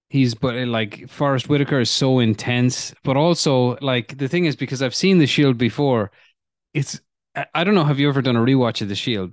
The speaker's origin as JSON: {"language": "English", "country": "Ireland", "tie": "born or raised there", "said": "growing up in Ireland, in the fucking nineties"}